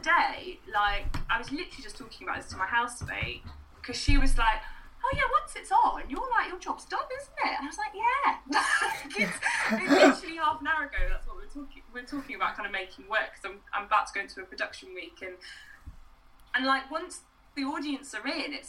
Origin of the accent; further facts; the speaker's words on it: Wales, United Kingdom; a Welsh woman from a rural community